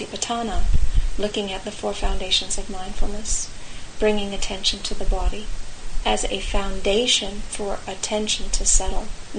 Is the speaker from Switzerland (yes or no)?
no; California, United States; I come from California